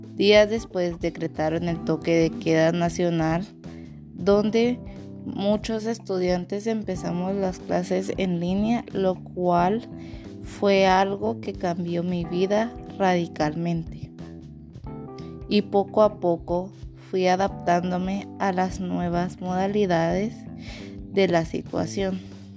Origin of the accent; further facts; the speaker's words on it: Mazatenango, Suchitepéquez, Guatemala; soy de Mazatenango